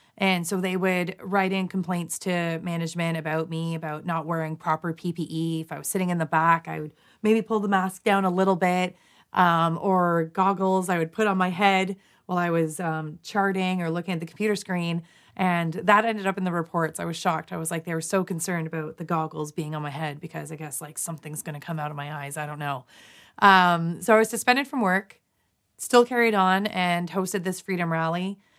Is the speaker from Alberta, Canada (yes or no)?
no; London, Ontario, Canada; my hometown, London, Ontario, Canada